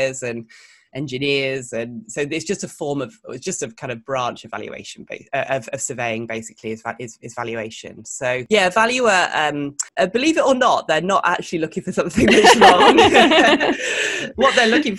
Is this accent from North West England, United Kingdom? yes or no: yes; the Northwest, North West England, United Kingdom; moved away as an adult; also born or lived in London; I grew up in the Northwest, so in a little town